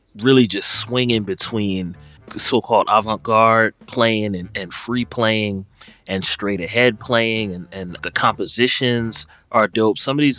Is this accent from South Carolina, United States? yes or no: no; Philadelphia, Pennsylvania, United States; from my hometown, Philadelphia.